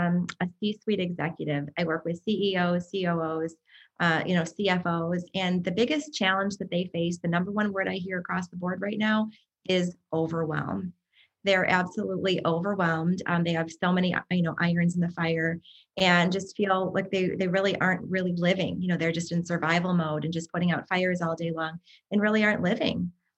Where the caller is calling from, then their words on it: Chicago, Illinois, United States; So yeah, I'm joining from Chicago, Illinois, in the United States.